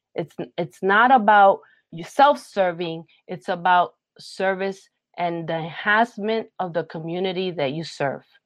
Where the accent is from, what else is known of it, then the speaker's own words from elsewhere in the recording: New York City, New York, United States; I'm a Puerto Rican, born and raised in Brooklyn, New York